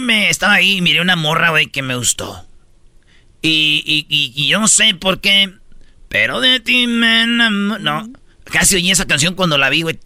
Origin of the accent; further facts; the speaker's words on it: Michoacán, Mexico; yo soy de Michoacán